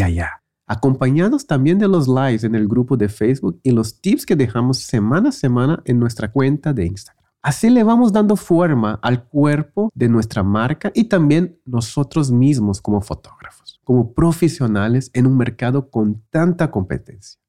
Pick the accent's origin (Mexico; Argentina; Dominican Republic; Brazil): Brazil; moved away; yo también crecí en Brasil